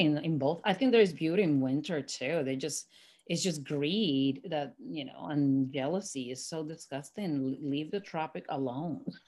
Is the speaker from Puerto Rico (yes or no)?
yes; San Juan, Puerto Rico; moved away; was born and raised in Puerto Rico. And, um, in Santurce